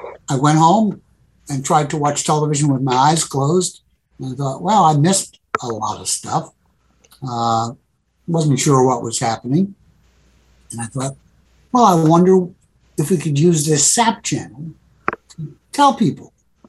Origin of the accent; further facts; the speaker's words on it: New York City, New York, United States; as a kid growing up in the Bronx in New York in the 50s